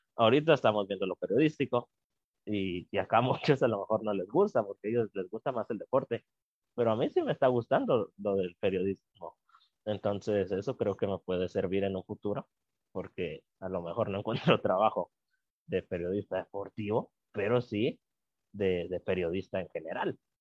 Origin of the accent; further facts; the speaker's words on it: Guatemala; como guatemaltecos y guatemaltecas